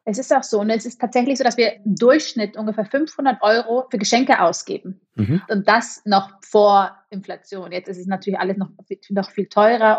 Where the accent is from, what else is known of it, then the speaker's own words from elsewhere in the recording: Munich, Bavaria, Germany; moved away as an adult; also born or lived in Berlin; now in Zürich, Switzerland; Ich komme ja ursprünglich aus München